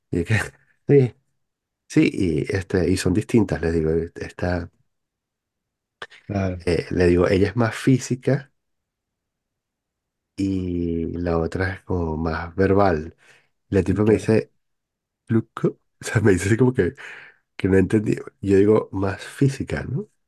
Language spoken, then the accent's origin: Spanish; Paris, Île-de-France, France; Y que, ah, ¿y usted de dónde es? No, yo soy de París.